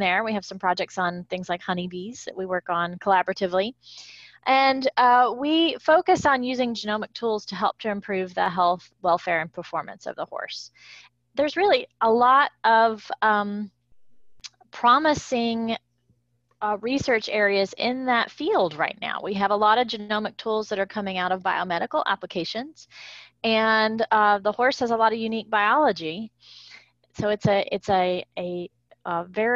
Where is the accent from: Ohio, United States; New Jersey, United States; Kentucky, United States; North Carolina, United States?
Kentucky, United States; moved away as an adult; also born or lived in Ithaca, New York / Gainesville, Florida; now in Florida, United States; I am a horsewoman born and raised in Kentucky